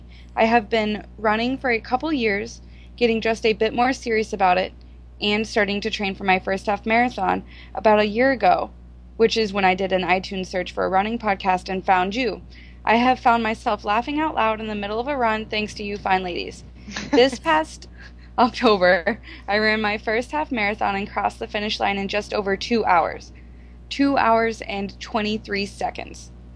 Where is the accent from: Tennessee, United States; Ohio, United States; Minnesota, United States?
Minnesota, United States; I'm from Minnesota, have a degree in health fitness, and will be going back to school for nutrition therapy.